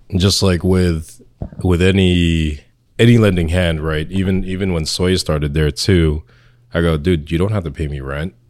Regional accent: Irvington, New Jersey, United States; also born or lived in Philippines / Union, New Jersey; I was born in the Philippines, but I came here young, and then I grew up in Irvington, and then moved to Union

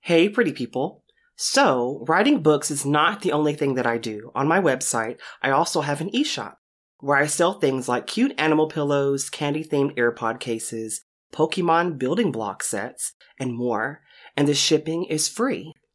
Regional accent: United States; now in Texas, United States; as an American

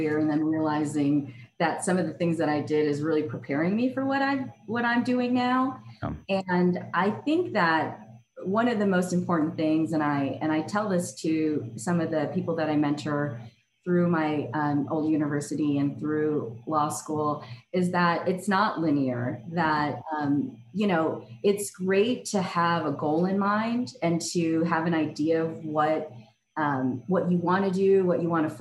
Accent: Chicago, Illinois, United States; moved away as an adult; also born or lived in Washington, D.C.; I was born and raised in Chicago.

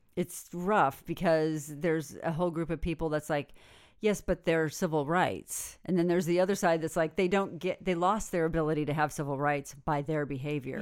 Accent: Northern California, United States; I'm from Northern California

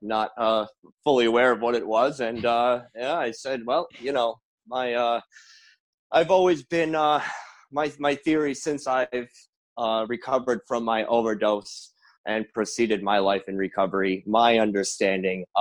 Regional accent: Rhode Island, United States; I'm from Rhode Island. I work here

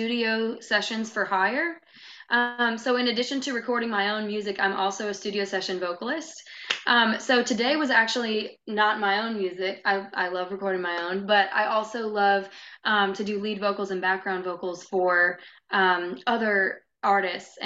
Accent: Ashland City, Tennessee, United States; also born or lived in Nashville, Tennessee; I grew up in the Ashland City area, actually, which is a lesser known, it's northwest of town

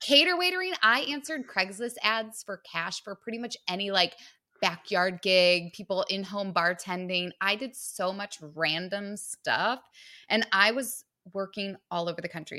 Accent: Michigan, United States; now in Manhattan, United States; I'm from Michigan

